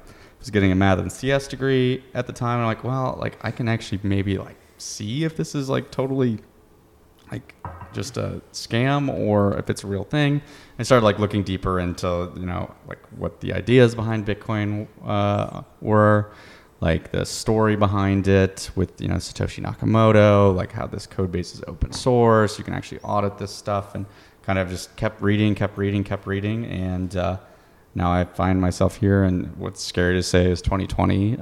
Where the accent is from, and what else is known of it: Iowa, United States; born or raised there; moved away